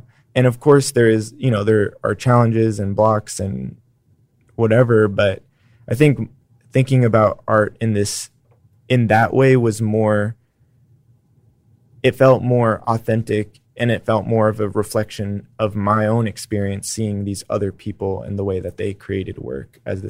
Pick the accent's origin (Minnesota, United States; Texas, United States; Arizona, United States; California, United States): Texas, United States; the best parts about being Texan are perseverance and just kind of a push forward despite the barriers that are in front of us